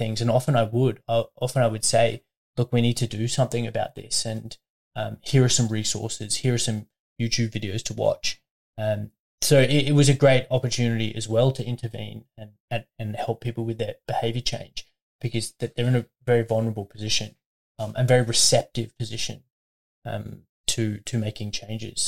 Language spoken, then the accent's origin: English; Brisbane, Queensland, Australia; moved away as an adult; also born or lived in Melbourne, Australia; now in Albury, Australia; during undergrad I was at home. Studying at UQ in St. Lucia in Brisbane